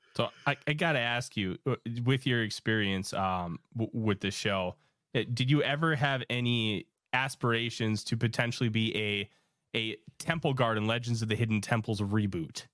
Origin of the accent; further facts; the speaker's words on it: Minnesota, United States; I'm from Minnesota. My mom actually went to school with Kurt Hennig.